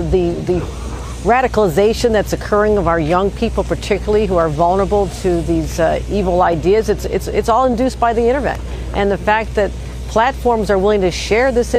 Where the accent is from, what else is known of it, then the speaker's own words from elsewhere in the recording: Buffalo, New York, United States; This is my hometown. I've lived here my entire life